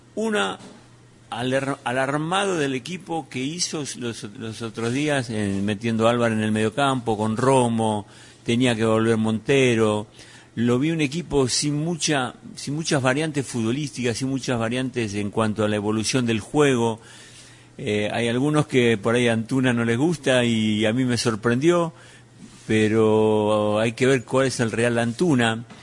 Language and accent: Spanish; Argentina; como decimos en Argentina